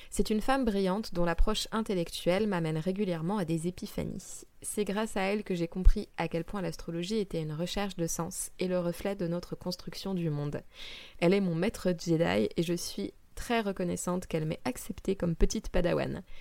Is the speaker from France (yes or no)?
yes; Île-de-France, France; Euh, j'ai grandi dans le Val-de-Marne et après avoir passé un bac littéraire, je suis entrée à Sciences Po.